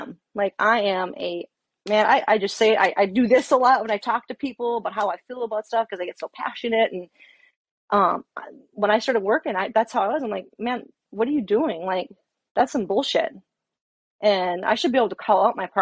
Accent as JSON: {"language": "English", "town": "Fargo", "region": "North Dakota", "country": "United States", "tie": "born or raised there", "also_born_or_lived": "Alaska", "moved": "as an adult", "said": "moved back to my hometown area, Fargo, North Dakota"}